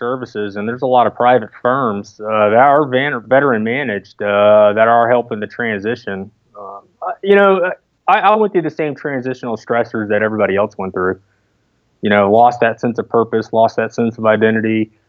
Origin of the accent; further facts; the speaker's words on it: Brooksville, Florida, United States; I'm actually from a small town just north of Tampa called Brooksville. There's not much there.